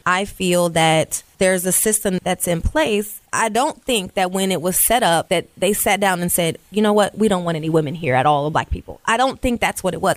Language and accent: English; Columbus, Ohio, United States; I grew up in Columbus